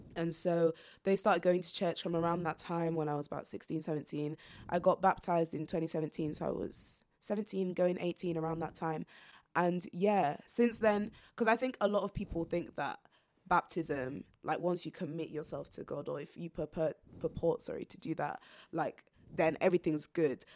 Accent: York, Yorkshire and the Humber, United Kingdom; also born or lived in Zambia; I grew up in York ever since then

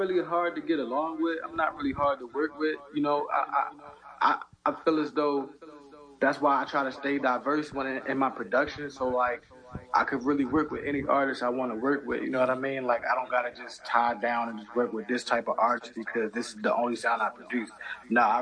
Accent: Baltimore, Maryland, United States; being in Baltimore, Maryland too

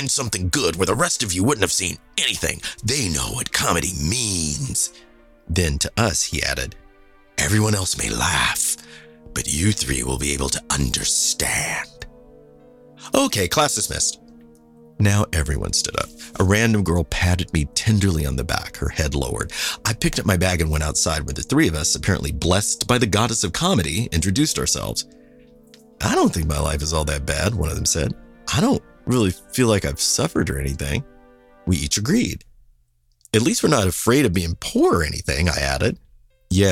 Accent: Kansas City, United States; moved away as an adult; I was from Kansas City

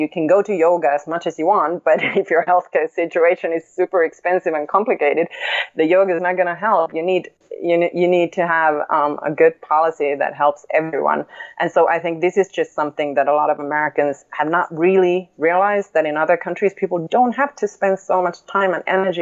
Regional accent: Finland; moved away as an adult; now in New York City, United States

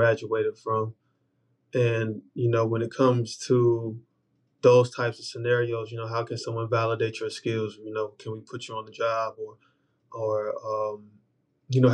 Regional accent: Charlotte, North Carolina, United States; growing up in Charlotte

